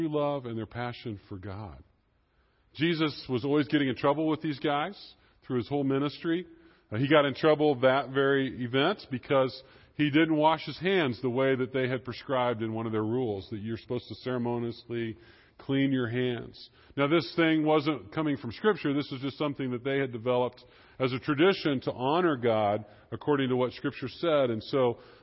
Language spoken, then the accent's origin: English; Kansas, United States; I am from Kansas